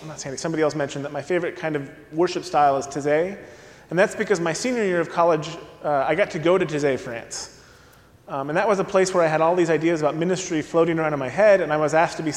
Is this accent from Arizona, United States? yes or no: yes; Mesa, Arizona, United States; moved away as an adult; also born or lived in Indiana; I grew up in Mesa, Arizona